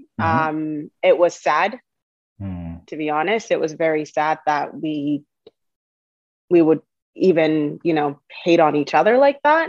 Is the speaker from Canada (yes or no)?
yes; Toronto, Ontario, Canada; English is a second language; also born or lived in Uganda; I grew up in Scarborough